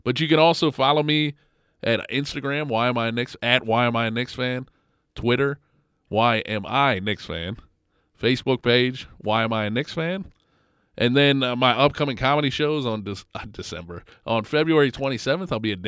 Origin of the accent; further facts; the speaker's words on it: outside of Baltimore, Maryland, United States; I grew up outside of Baltimore